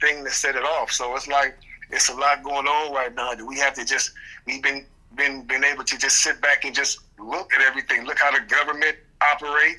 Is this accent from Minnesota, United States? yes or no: no; Cleveland, Ohio, United States; moved away; a project that I'm doing in Cleveland for my hometown. I'm basically in the process of purchasing my old elementary school.